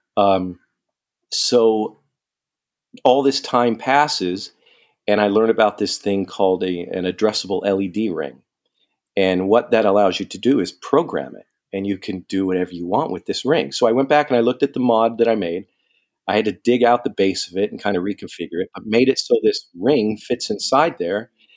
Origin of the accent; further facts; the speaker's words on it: San Diego, California, United States; moved away as an adult; I'm from San Diego, and I, I used to live all over the place. So, I came back home here